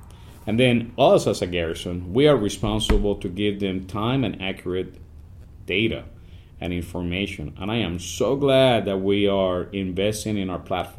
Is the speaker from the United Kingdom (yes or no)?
no; Ponce, Puerto Rico; moved away as an adult; also born or lived in Frankfurt, Germany / Bamberg, Germany / Wiesbaden, Germany; now in Bavaria, Germany; I was born in Ponce, Puerto Rico, and joined the Army back in 1994. Germany has been a home to me. In Frankfurt, in Bamberg, in Wiesbaden, and now here in Bavaria.